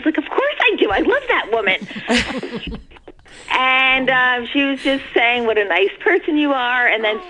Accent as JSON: {"language": "English", "region": "Northern New Jersey", "country": "United States", "said": "I'm from Northern Jersey."}